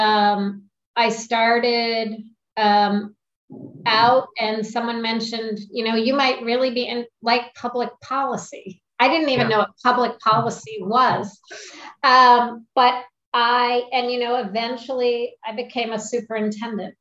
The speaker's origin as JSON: {"language": "English", "town": "Springfield", "region": "Vermont", "country": "United States", "tie": "born or raised there", "moved": "yes", "said": "I grew up in Springfield, Vermont."}